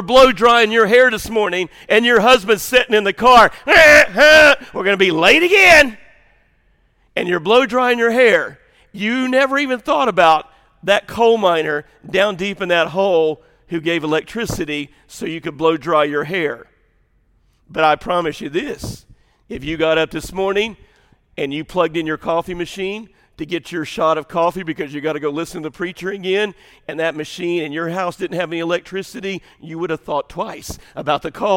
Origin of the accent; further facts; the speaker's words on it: Southern Illinois, United States; moved away; I grew up in Southern Illinois